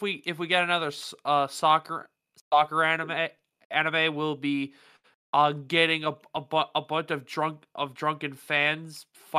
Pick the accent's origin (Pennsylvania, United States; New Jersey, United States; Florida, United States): Pennsylvania, United States; Pittsburgh; I grew up in the Pittsburgh Penguins area